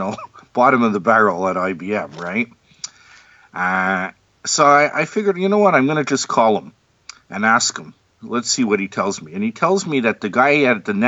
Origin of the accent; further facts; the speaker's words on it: Montreal, Quebec, Canada; I was born in Montreal, Canada